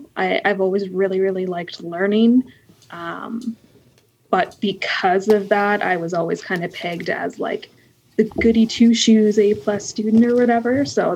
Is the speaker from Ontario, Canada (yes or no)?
yes; Pickering, Ontario, Canada; Pickering is the town that I grew up, which is basically, for those not in Ontario, is about an hour east of Toronto. So basically Toronto. Pretty standard suburbs